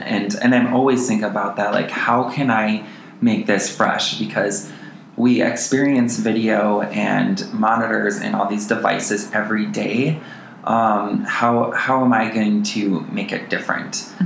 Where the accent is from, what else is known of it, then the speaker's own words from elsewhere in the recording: Montello, Wisconsin, United States; now in Twin Cities, United States; I am originally from Montello, Wisconsin